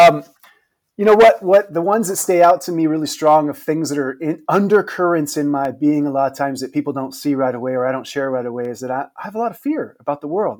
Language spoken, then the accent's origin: English; San Mateo, California, United States; I grew up in the Bay Area, not far from you, the high school in San Mateo.